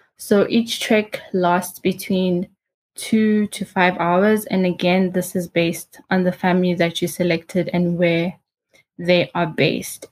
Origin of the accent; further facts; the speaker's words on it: South Africa; moved away as an adult; also born or lived in Uganda; now in Rwanda; my whole life I was raised in South Africa